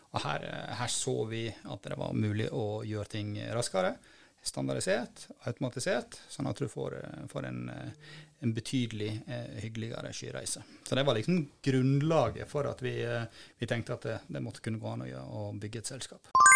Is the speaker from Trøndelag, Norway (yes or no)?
no; Bremanger, Vestland, Norway; moved away; also born or lived in Bergen; jeg kommer da fra Bremanger, som er en holm ute, ute i havet. Jeg har dessverre ikke bodd der på over 30 år